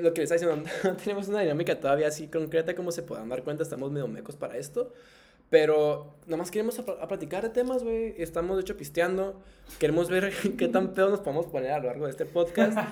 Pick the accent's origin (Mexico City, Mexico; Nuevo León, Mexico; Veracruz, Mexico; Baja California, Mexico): Baja California, Mexico; Tijuana; soy de aquí de Tijuana. pues aquí crecí toda mi vida, güey. Soy norteño de Tijuana